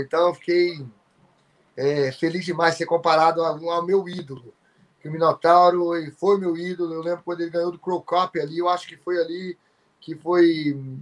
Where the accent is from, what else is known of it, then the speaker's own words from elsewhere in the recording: Sobrália, Minas Gerais, Brazil; moved away; lá na minha cidade